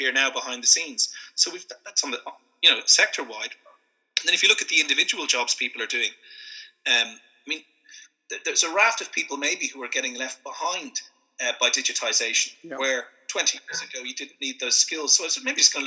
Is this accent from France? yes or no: no; Dún Laoghaire, Leinster, Ireland; moved away as an adult; also born or lived in London; I'm from Dunleary, Sandy Cove. I'm based here